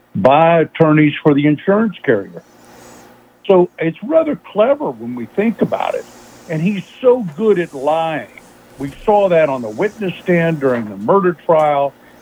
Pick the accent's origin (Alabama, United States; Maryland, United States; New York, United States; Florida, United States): Florida, United States; Jacksonville; In Jacksonville, Florida.